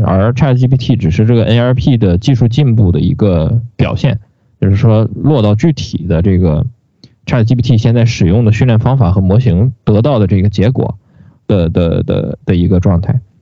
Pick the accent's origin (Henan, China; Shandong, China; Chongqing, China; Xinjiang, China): Shandong, China; 我们山东人的山东式倒装